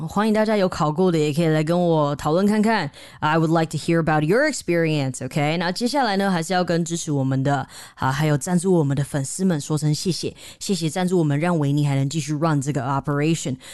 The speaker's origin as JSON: {"language": "Chinese", "country": "Taiwan", "said": "我们台湾人的文化里面"}